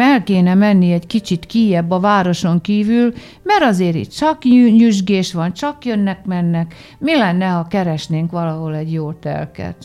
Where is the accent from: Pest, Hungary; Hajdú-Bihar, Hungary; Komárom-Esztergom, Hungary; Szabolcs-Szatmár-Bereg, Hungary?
Hajdú-Bihar, Hungary; Debrecen; moved away; Debrecenben, meg én ott is születtem, úgyhogy én Debrecenben mindig hazamegyek